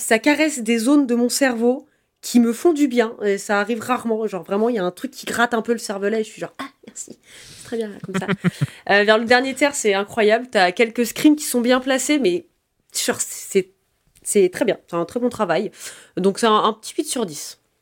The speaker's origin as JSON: {"language": "French", "country": "France", "said": "on est français révolutionnaire en tout cas par ici"}